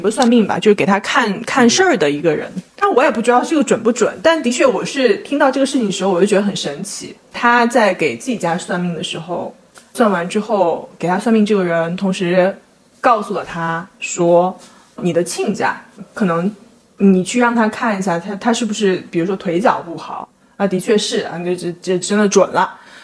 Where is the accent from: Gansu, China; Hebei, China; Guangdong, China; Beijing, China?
Guangdong, China; 我家可能不是属于那种特别传统正宗的广东人